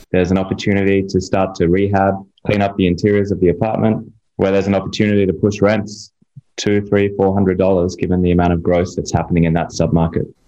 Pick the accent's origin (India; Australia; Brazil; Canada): Australia; now in Miami, United States; I'm from Australia originally